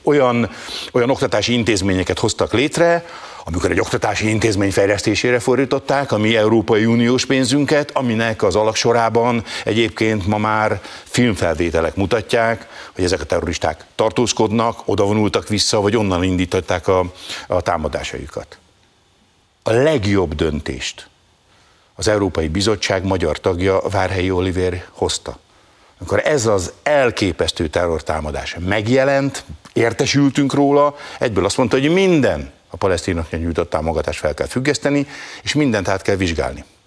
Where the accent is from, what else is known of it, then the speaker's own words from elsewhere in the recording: Hungary; én személyesen magyar zsidóként